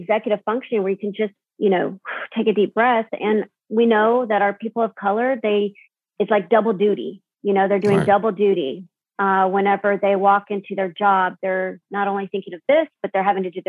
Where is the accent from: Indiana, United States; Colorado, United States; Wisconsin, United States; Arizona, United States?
Arizona, United States; Tucson; I grew up in South Tucson, multicultural streets